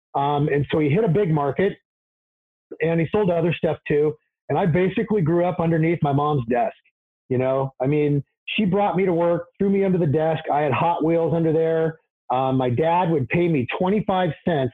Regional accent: Portland, Oregon, United States; I was born here in the Portland area, 1969.

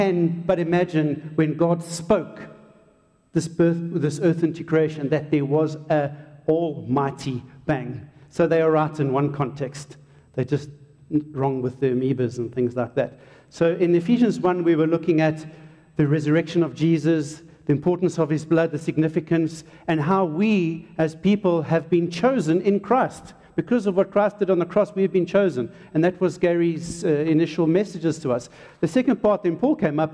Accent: Hartbeespoort, North West, South Africa; first language English; also born or lived in Durban, South Africa; I was born in Durban and we came up to the farm from being a suburban kind of dude, and we came up to a place called Hakpoort. And I went to Hakpoort Selaar School as a little soti, as an English-speaking South African

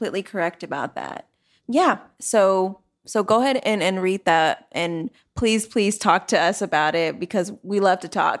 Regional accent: Atlanta, Georgia, United States; now in Washington, D.C., United States; I'm from Atlanta, which also has horrific gentrification going on down there.

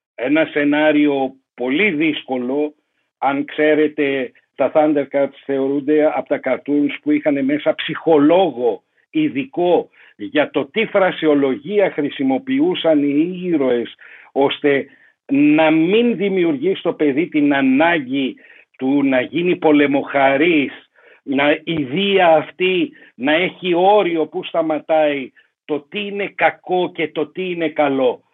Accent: Greece; Εγώ είμαι Έλληνας, ναι.

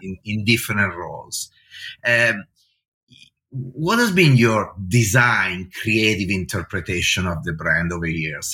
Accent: Varese, Lombardy, Italy; I come from the same city in the north of Italy, from Varese

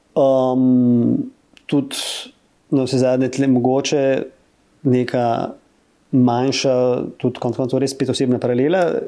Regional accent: Ljubljana, Slovenia; sem rojen v Ljubljani

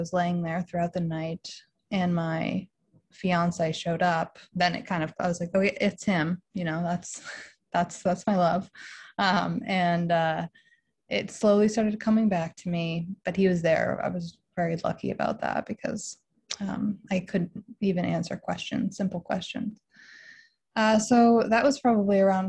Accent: Western Massachusetts, United States; also born or lived in Boston; I am from Western Massachusetts

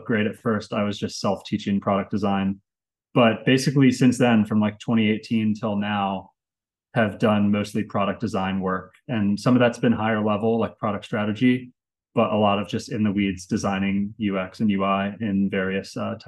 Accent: Richmond, Virginia, United States; moved away as an adult; also born or lived in Los Angeles; I grew up in Richmond, Virginia. So that's where I'm from.

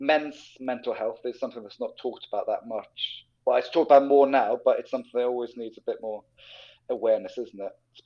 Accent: Norway; moved away; I grew up in Norway.

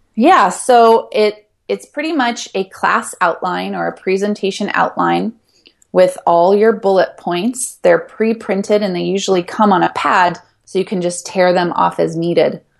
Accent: Ashland, Oregon, United States; moved away; also born or lived in Hawaii; my hometown of Ashland, Oregon

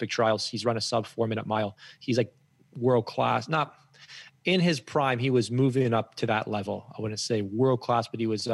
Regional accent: Guelph, Ontario, Canada; I grew up in Guelph, Ontario

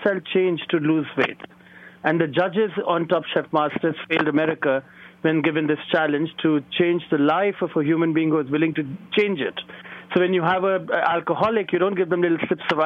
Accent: New Delhi, Delhi, India; moved away as an adult; now in New York City, United States; the energy that and the sophistication that I grew up with in New Delhi

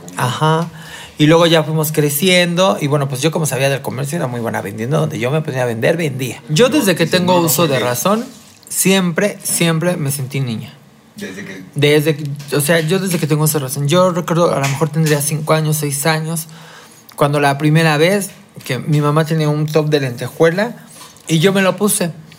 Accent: Mexico City, Mexico; nací aquí en la Ciudad de México en 1974

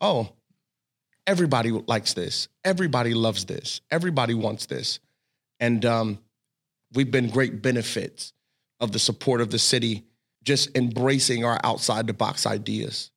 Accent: Cincinnati, Ohio, United States; I grew up in Cincinnati

